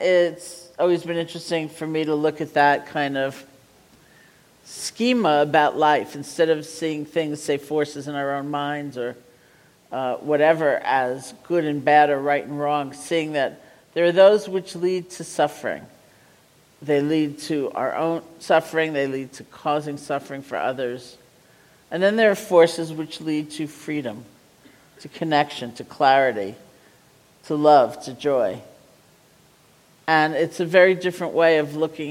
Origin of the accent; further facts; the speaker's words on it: New England, United States; I'm from New England